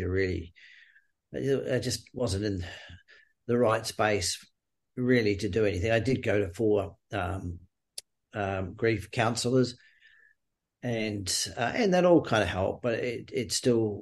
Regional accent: New Zealand; moved away as an adult; also born or lived in Queensland, Australia; now in Australia; I grew up in New Zealand, moved to Australia in the early 80s

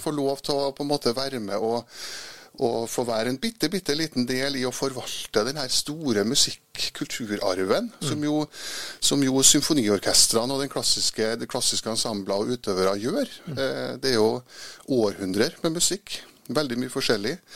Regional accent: Trondheim, Trøndelag, Norway; jeg er jo født i Trondheim, ja. Vokste opp oppe i blomsterbyen.

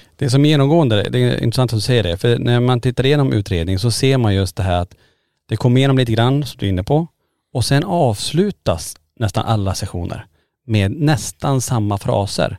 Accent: Sweden; vi som svenskar

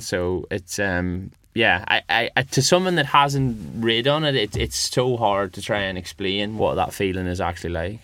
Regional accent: Northern Ireland, United Kingdom; now in West Yorkshire, United Kingdom

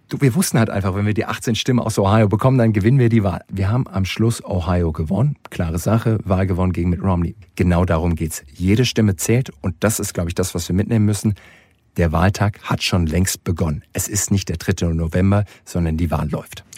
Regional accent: Germany; bei uns in Deutschland

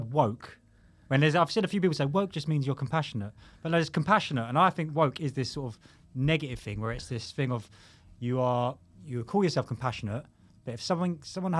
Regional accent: Croydon, London, United Kingdom; I'm like originally from Croydon, so it's just like grew up in a multicultural

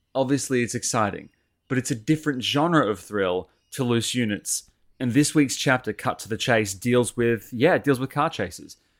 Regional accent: Sydney, New South Wales, Australia; I grew up over in Sydney

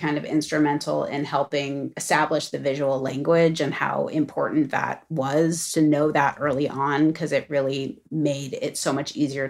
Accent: Los Angeles, California, United States; growing up in Los Angeles

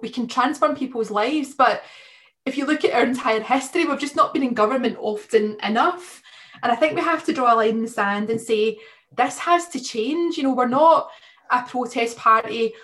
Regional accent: Blantyre, Scotland, United Kingdom; I grew up in a, a, working class area, a small town, a former mining town called Blantyre in, in, in Lanarkshire

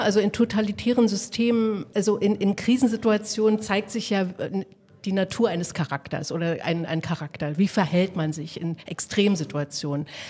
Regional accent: eastern Germany, Germany; wir kommen alle drei aus dem Osten

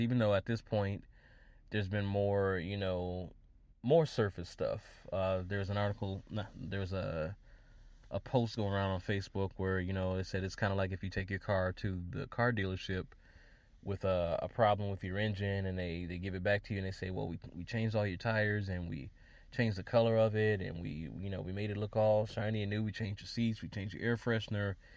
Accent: Wisconsin, United States; in Wisconsin, my home state

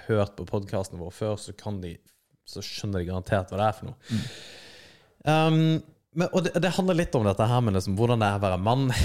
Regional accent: Germany; now in Norway; Jeg er tysker.

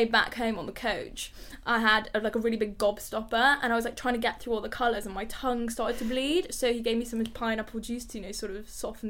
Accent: Cheshire, North West England, United Kingdom; So I grew up in Cheshire, which is like between like Liverpool, Manchester, and there's like a little town, you know, you sort of knew everyone there

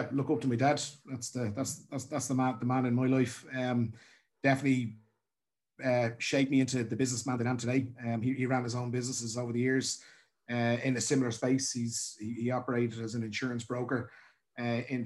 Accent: Dublin, Leinster, Ireland; also born or lived in County Meath; grew up in Dublin 15 out in Castleknock

